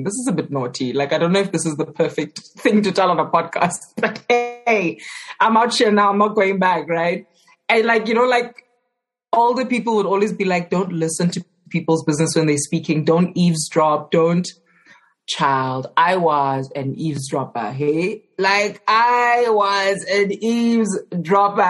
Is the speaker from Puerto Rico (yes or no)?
no; Johannesburg, Gauteng, South Africa; I grew up in Johannesburg, specifically in Alexandra